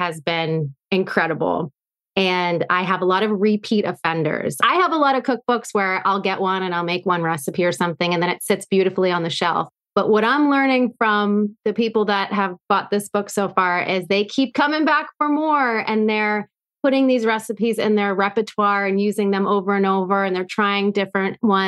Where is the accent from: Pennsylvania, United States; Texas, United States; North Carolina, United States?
Pennsylvania, United States; Erie; now in Boston, United States; This was in Erie, Pennsylvania, where I grew up.